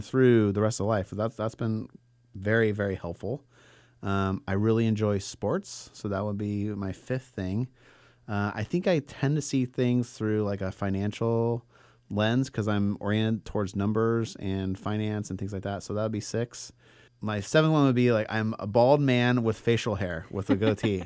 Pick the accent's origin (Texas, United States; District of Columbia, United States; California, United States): California, United States; Bay Area; I grew up in the Bay Area in, like, a predominantly white suburb